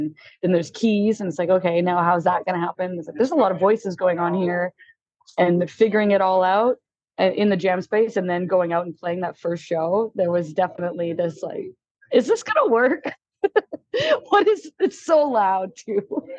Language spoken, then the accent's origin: English; Alberta, Canada; also born or lived in Quebec; now in Vancouver, Canada; So I was born in Quebec and then my family moved out to Alberta and then I made my way out here.